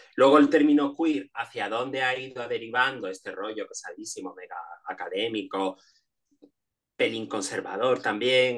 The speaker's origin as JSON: {"language": "Spanish", "region": "Canary Islands", "country": "Spain", "tie": "born or raised there", "also_born_or_lived": "Madrid", "moved": "as an adult", "said": "yo nací en las Islas Canarias"}